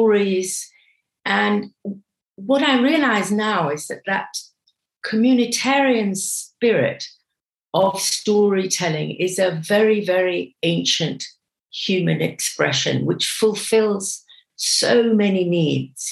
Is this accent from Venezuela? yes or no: no; Kenya; first language English; also born or lived in Britain; now in United Kingdom; I grew up in Kenya